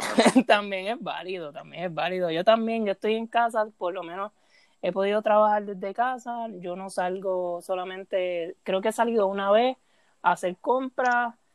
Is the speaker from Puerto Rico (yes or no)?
yes; Puerto Rico; soy de Puerto Rico, trabajo en un periódico de Puerto Rico.